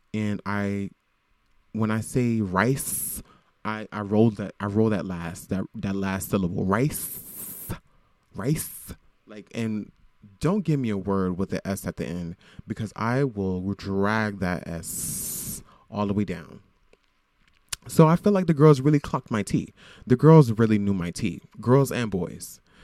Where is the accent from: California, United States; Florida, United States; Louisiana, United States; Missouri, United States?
Florida, United States; Broward County, South; now in Brooklyn, United States; I am from Florida. I am from South Florida, Broward County.